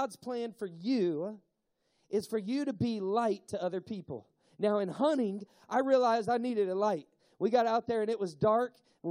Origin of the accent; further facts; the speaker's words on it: Tennessee, United States; I'm from Tennessee